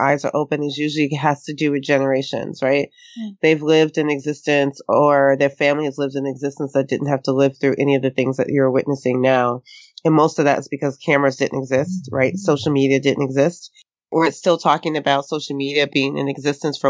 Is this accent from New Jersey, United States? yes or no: no; New York City, New York, United States; I grew up in Harlem in the Bronx in the projects